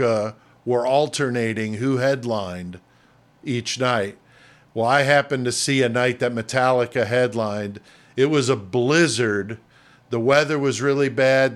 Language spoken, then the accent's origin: English; New York City, New York, United States; moved away as an adult; also born or lived in Connecticut; now in Illinois, United States; from the Bronx in New York, and yeah. that's where I was born. I just moved out here to Illinois when I was an adult, so oh, I I, I grew up on the East Coast in New York, Connecticut